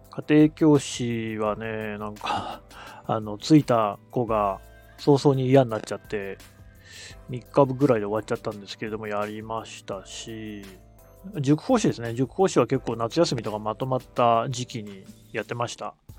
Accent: Aichi, Japan; now in Tokyo, Japan; 私、愛知の出身

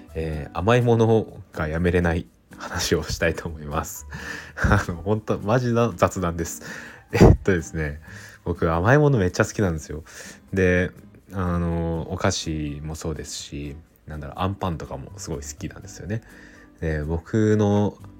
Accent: Aichi, Japan; now in Tokyo, Japan; 僕はですね愛知県出身なんで

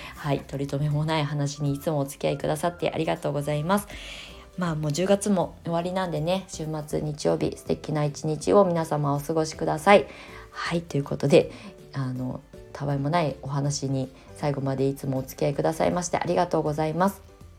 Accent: Japan; born or raised there; moved away as an adult

